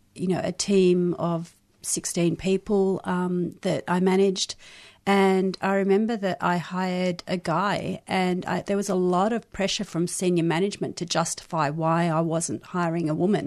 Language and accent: English; South Africa; born there; also born or lived in Israel / London, United Kingdom / Australia; Born in South Africa, lived in Israel and London and Australia and different places in Australia